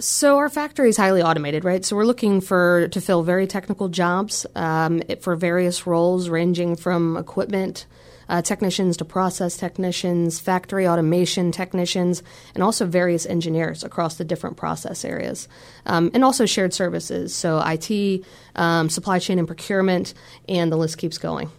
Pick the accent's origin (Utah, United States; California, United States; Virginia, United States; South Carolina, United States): Virginia, United States; moved away as an adult; now in North Carolina, United States; I grew up in Virginia